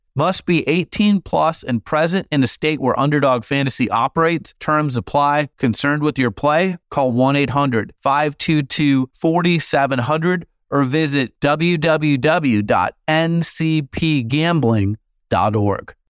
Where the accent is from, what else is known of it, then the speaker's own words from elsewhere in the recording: Phoenix, Arizona, United States; Phoenix, my hometown